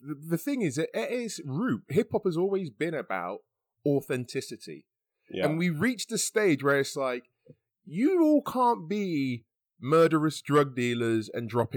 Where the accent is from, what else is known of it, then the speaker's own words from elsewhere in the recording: Canterbury, South East England, United Kingdom; also born or lived in London; I'm from Canterbury and, you know, London